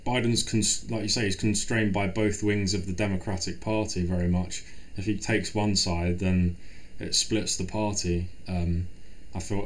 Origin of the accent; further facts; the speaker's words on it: England, United Kingdom; I'm British